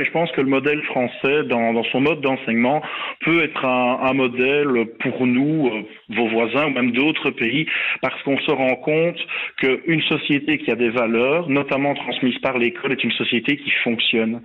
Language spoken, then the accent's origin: French; Belgium; chez nous en Belgique